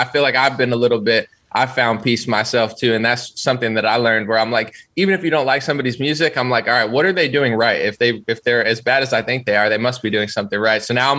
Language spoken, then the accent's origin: English; New Jersey, United States; Central. I moved like 10 times, but like Central New Jersey.